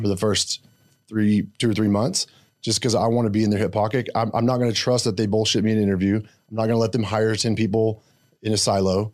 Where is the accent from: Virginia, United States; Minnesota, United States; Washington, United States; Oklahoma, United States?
Oklahoma, United States; Blanchard; I grew up in s, really small town called Blanchard, Oklahoma